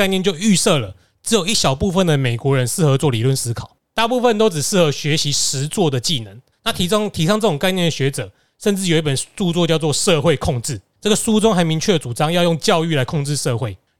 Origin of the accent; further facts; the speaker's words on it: Taiwan; 其实大家我们台湾人最容易想到的是体保生没脑没脑袋